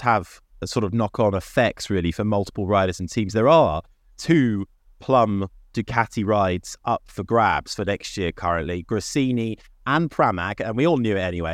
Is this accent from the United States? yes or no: no; United Kingdom; We're British